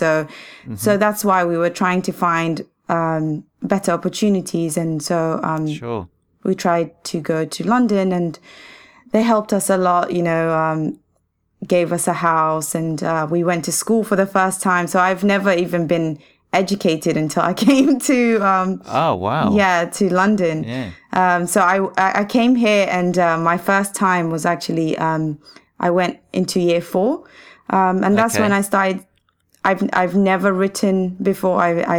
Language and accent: English; Somalia; also born or lived in Saudi Arabia; now in United Kingdom; We're from Somalia. We're mixed with Somalia, and Arab, Oman. My dad is Omani and my mom is Somalian. And we basically moved from Somalia because of there was civil war there. And so we went to Saudi trying to find education.